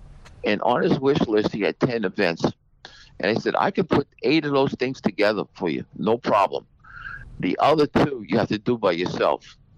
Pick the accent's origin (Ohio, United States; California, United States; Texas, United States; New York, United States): New York, United States; Suffolk County, Long Island; also born or lived in Queens, New York / Bellmore, New York; I was born in Queens, New York. I was raised in New York. Then I went on to my grandparents' farm in Selden. And my parents lived in Nassau County, Belmore. And then when I was a little kid from Belmore, I moved to Suffolk County.